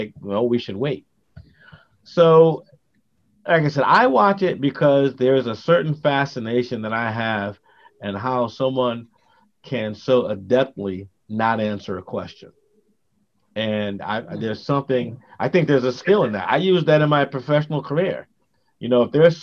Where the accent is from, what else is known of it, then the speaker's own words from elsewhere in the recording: New Haven, Connecticut, United States; gangs were pretty prevalent when we grew up in New Haven